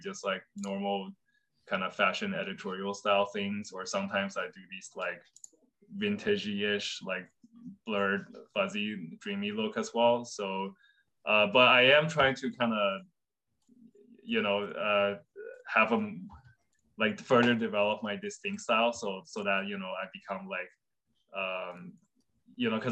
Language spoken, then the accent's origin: English; Fuzhou, Fujian, China; my hometown in China, Fuzhou